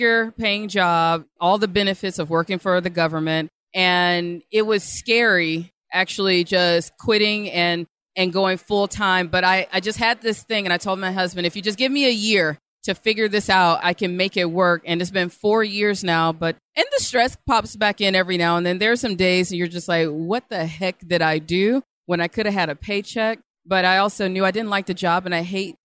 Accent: Birmingham, Alabama, United States; I love my people from Alabama

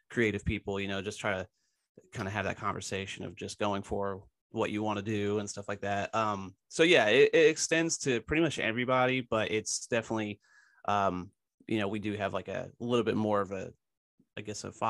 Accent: Philadelphia, Pennsylvania, United States; I, I'm from Philadelphia originally as well.

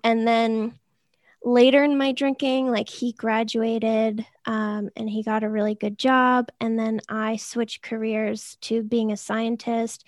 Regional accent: Boston, Massachusetts, United States; I'm from the Boston area. I never left.

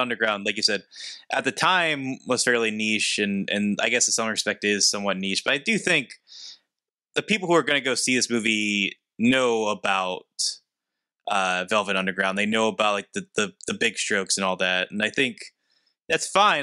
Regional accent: hometown where Andy Warhol is buried, Pennsylvania, United States; he's buried in my hometown

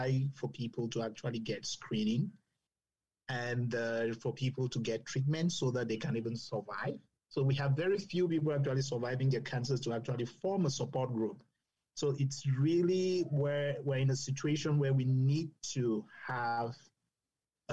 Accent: Cameroon; moved away; I grew up in Cameroon.

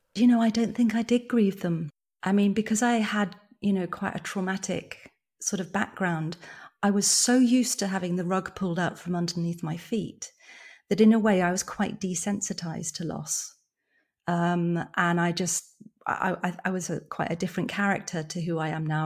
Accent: born in London, England, United Kingdom; moved away as an adult; also born or lived in rural Ireland; now in Ireland; I moved from London, where I've been living, you know, I was born there, bro-, brought up in the countryside, moved back to London when I was nineteen.

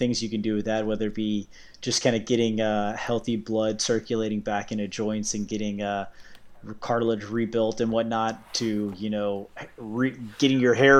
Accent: Virginia, United States; also born or lived in United Kingdom; now in Orlando, United States; I live just north of Orlando, but I grew up in Southeast Virginia, but I immigrated from the UK in 1984.

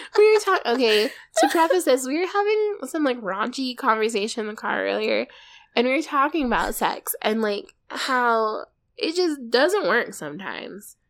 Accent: Arizona, United States; we're from Arizona

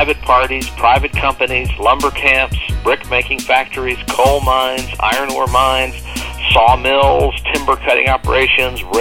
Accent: the Mississippi Delta, United States; I grew up in a little place in the Mississippi Delta

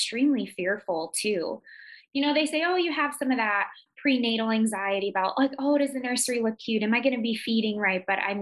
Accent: Chicago, Illinois, United States; moved away as an adult; now in Potterville, United States; I am originally from Chicago

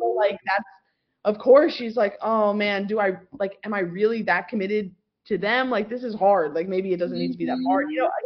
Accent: New York, United States; born and raised in New York

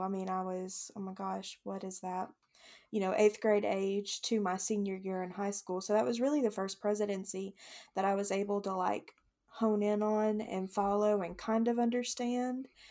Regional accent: the South, United States; growing up in the South

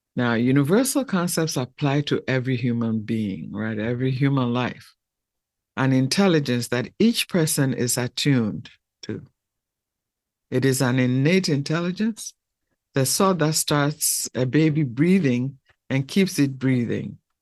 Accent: Ghana; I'm from the Fanti tribe of Ghana.

